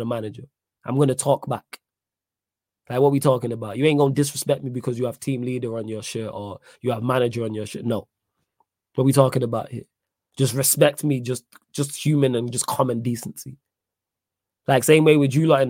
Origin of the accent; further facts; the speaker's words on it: Manchester, North West England, United Kingdom; I'm from Manchester. Manc born and bred